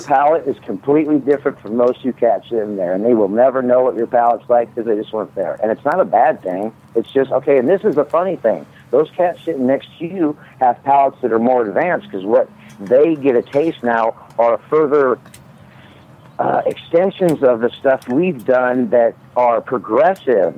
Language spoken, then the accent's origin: English; Midwest, United States; I grew up in the Midwest